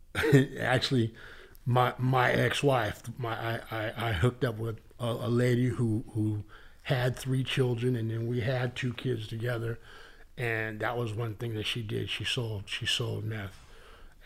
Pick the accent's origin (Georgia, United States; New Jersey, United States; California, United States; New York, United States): California, United States; Northern; moved away as an adult; now in Boston, United States; I'm from Northern California.